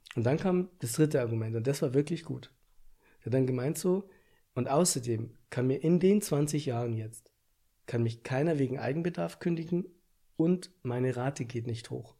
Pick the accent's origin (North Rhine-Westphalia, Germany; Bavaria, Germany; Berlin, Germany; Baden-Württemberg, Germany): Bavaria, Germany; bei uns in Bayern